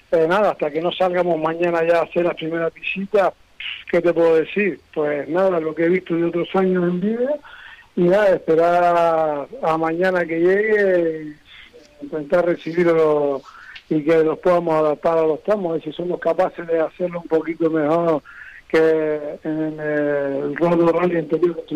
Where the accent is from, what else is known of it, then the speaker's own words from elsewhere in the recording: Canary Islands, Spain; cada vez que venimos desde Canarias hasta aquí, esta península